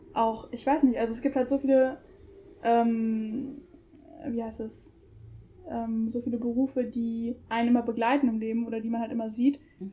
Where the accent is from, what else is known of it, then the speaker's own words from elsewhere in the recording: Germany; ich bin auch ausschließlich in Deutschland aufgewachsen, bin hier geboren, sozialisiert